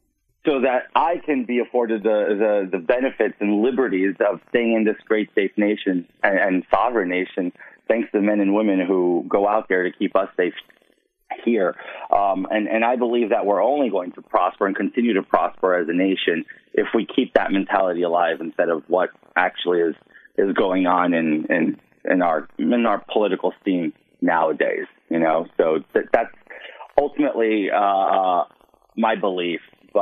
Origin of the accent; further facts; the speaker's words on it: New York City, New York, United States; I'm a Queens native, born and raised in New York City, first generation American.